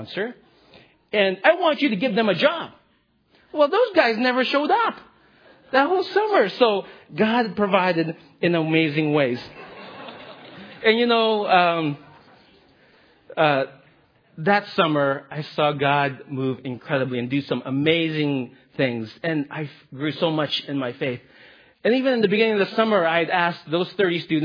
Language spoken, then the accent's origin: English; Philippines; I'm Filipino.